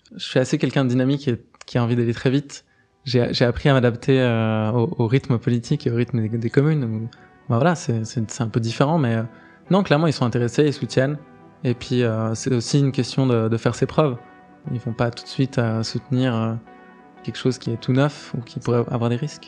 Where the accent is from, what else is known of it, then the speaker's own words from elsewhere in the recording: Geneva, Switzerland; c'est là où j'ai grandi